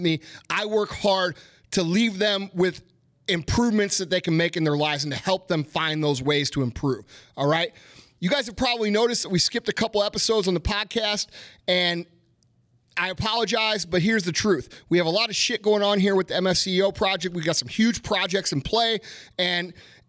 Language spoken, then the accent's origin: English; United States; I know America isn't perfect, but I love America